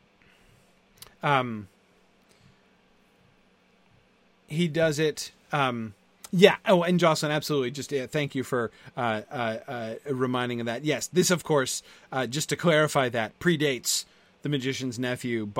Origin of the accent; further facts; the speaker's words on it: United States; as an American